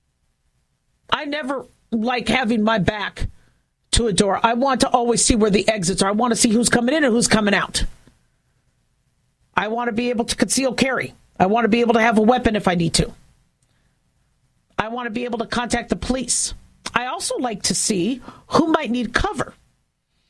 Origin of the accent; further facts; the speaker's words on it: California, United States; now in Las Vegas, United States; growing up in California